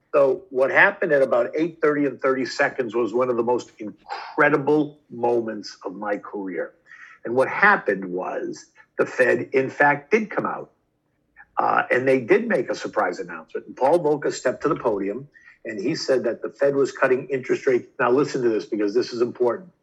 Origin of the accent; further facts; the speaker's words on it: Boston, Massachusetts, United States; I was a kid from Boston.